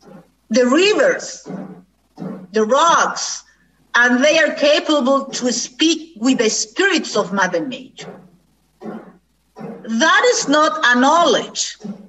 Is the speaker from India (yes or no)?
yes; India; English is a second language; I am so proud of being Indian. That is the truth. I'm so proud to be Indian